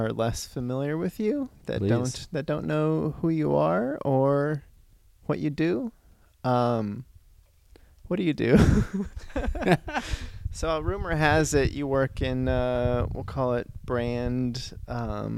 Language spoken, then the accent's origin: English; Reno, Nevada, United States; now in Los Angeles, United States; I'm from Reno, Nevada, before I got